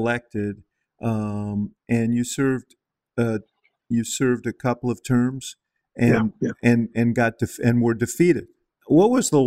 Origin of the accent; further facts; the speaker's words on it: Chicago, Illinois, United States; I'm from Chicago